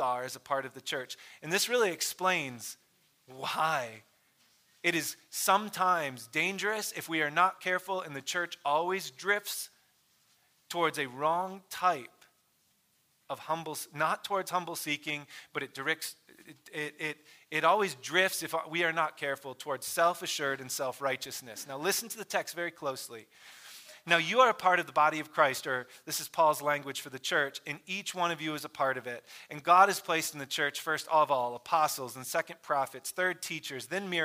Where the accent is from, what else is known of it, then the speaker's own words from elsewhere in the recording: Michigan, United States; I grew up in Michigan